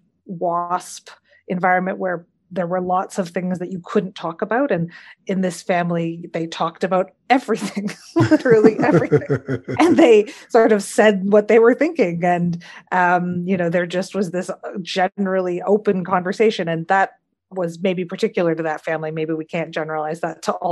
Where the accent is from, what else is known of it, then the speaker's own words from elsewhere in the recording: Sudbury, Ontario, Canada; I grew up here, where there are not very many Jews